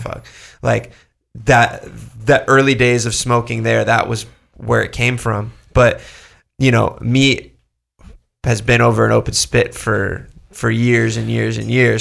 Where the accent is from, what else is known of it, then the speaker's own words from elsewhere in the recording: Orange County, California, United States; I grew up here. I grew up in Orange County